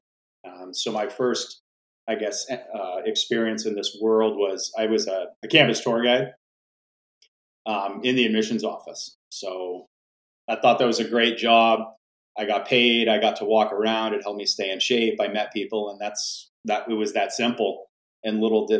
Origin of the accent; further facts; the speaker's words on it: Western Maine, United States; I'm actually originally from Western Maine, grew up in a really small town